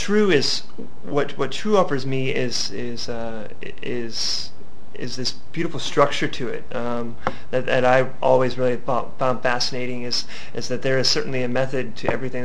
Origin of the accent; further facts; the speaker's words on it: Midwest, United States; also born or lived in Colorado / Davenport, Iowa; now in Chicago, United States; I'm from the Midwest. My parents moved out to Colorado